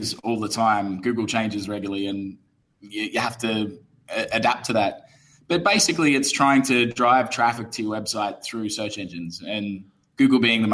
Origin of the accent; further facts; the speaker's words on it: Brisbane, Queensland, Australia; moved away as an adult; also born or lived in United Kingdom; now in Phnom Penh, Cambodia; I'm originally from Brisbane, Australia, but I'm a software engineer and moved to the UK after I finished university